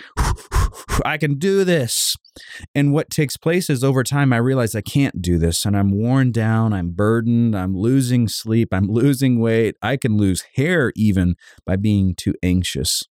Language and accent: English; Savannah, Georgia, United States; Growing up in Savannah, Georgia, we lived just across the street from a cul-de-sac